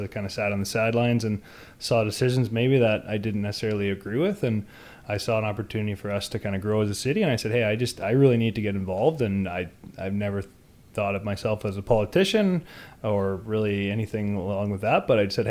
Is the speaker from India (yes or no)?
no; West Kelowna, British Columbia, Canada; But yeah, so I grew up in West Kelowna, well, before it was the city, West Kelowna on the west side. My actual address was Kelowna, just across the bridge.